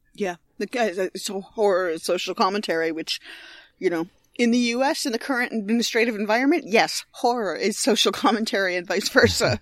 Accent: Binghamton, New York, United States; moved away; I grew up in Binghamton, New York

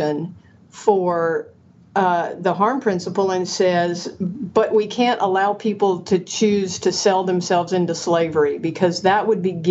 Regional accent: Georgia, United States; I grew up in Georgia and went to school at the University of Georgia

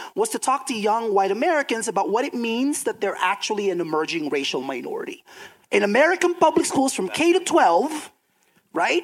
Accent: Philippines; now in United States; I'm from the Philippines

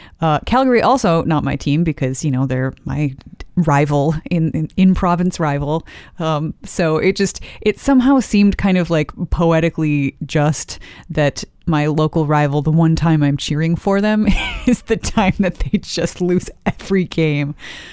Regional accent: Wisconsin, United States; also born or lived in Madison, Wisconsin; I grew up in Wisconsin

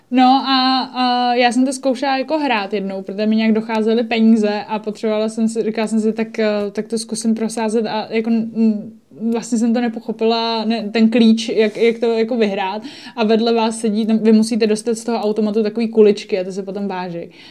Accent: Czechia; also born or lived in Japan; my jako Češi

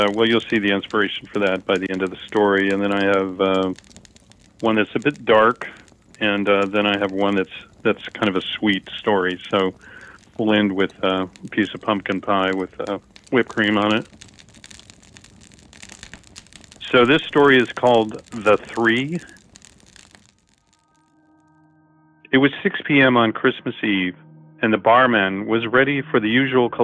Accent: Los Angeles, California, United States; born or raised there; now in Morro Bay, United States

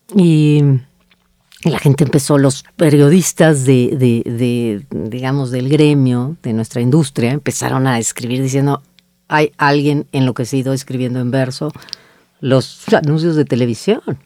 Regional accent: Mexico; las mexicanas somos en colectivo

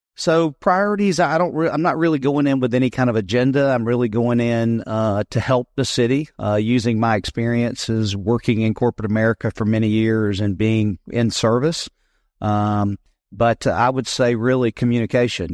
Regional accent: South Carolina, United States; also born or lived in Greenville, South Carolina / Leesville, South Carolina; I grew up in South Carolina. I'm a native

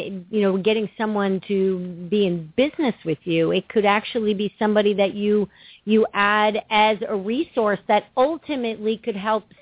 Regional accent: New York, United States; moved away; Well, you know, I'm from New York, and that's how we do things up there, us Yankees.

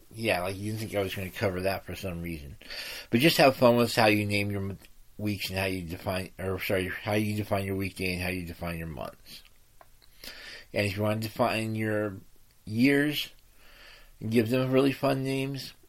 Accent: United States; I'm an American

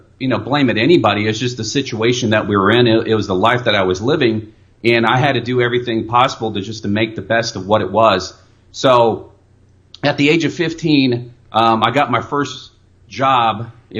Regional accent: El Paso, Texas, United States; also born or lived in South Korea; I grew up in El Paso to the age of 8, 9 years old, and my mom and my dad they got a divorce, and my mom didn't speak very good English.

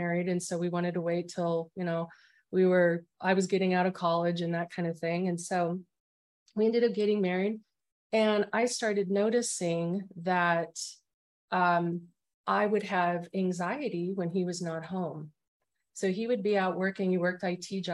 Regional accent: Arizona, United States; moved away as an adult; now in San Antonio, United States; I'm originally from Arizona and I lived there for 47 years. And I'm in Texas, San Antonio.

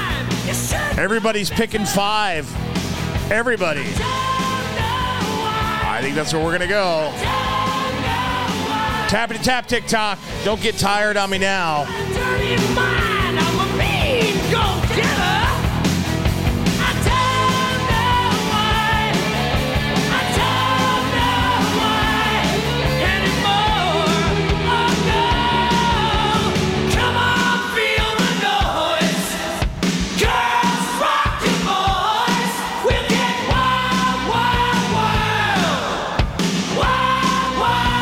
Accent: Northwest Indiana, United States; I was born in Northwest Indiana

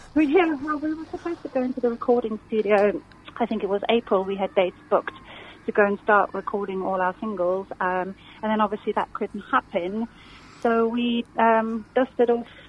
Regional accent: South Africa; moved away as an adult; now in Surrey, United Kingdom; I'm originally from South Africa about 20 years ago

